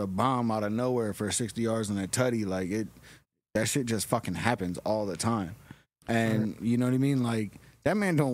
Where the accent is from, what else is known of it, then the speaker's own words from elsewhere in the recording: Detroit, Michigan, United States; I was born in Detroit